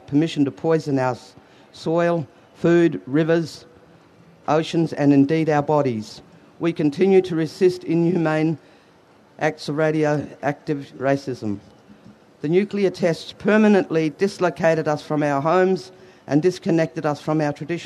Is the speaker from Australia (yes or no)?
yes; Ceduna, South Australia, Australia; I'm from Ceduna on the far west coast of South Australia, not far from Maralinga.